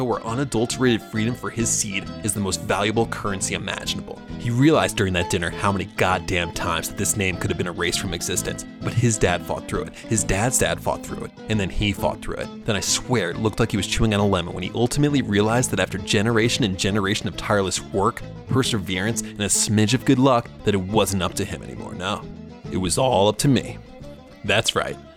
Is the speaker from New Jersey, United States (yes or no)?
yes; New Jersey, United States; I'm from New Jersey